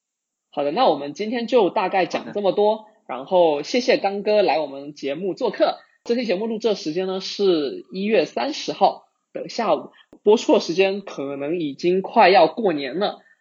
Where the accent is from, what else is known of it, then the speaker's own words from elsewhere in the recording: China; now in Singapore; 我我之前从国内来到新加坡这边之后呢，我也发现说，在海外这边的呃互联网的从业者